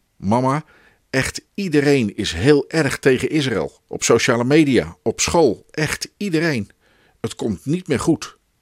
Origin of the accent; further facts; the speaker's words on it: Netherlands; we zijn geboren en getogen Nederlanders